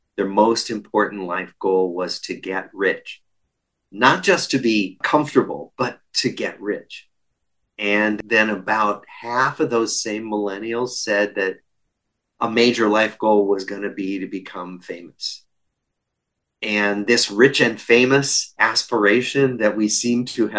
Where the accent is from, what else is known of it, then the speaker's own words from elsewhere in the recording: Des Moines, Iowa, United States; moved away; I grew up in Des Moines, Iowa